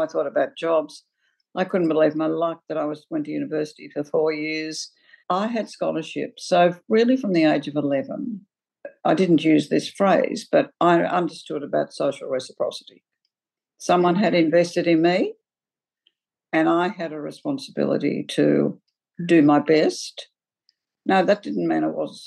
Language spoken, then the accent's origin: English; Forbes, New South Wales, Australia; also born or lived in Orange, Australia; my life until I was 18 was completely in the bush after the age of six. And I went to a one-teacher school